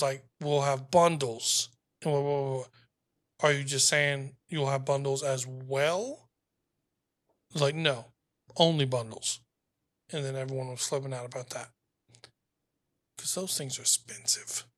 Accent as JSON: {"language": "English", "region": "the South", "country": "United States", "said": "I'm from the South"}